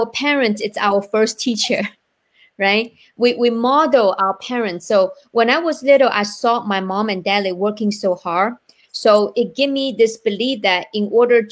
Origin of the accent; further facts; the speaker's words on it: China; now in United States; I am from China